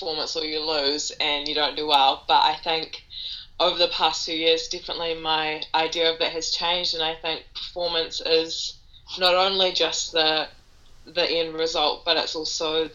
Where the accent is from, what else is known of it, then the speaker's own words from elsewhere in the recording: New Zealand; I'm from New Zealand